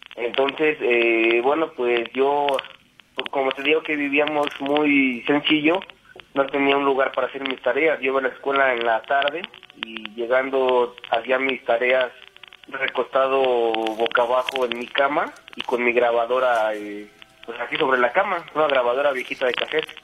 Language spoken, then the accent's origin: Spanish; Querétaro, Mexico; also born or lived in Iztapalapa, Mexico City; yo nací en Iztapalapa. Me trajeron mis papás para aquí, para la ciudad de Querétaro.